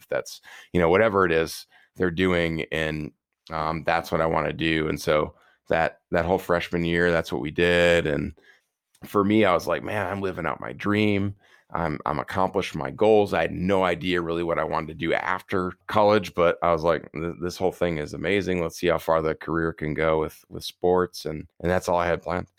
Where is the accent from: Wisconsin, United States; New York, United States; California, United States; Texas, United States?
Wisconsin, United States; Prairie du Chien; I was heading from Winona State back down to my hometown of prairie du chien, Wisconsin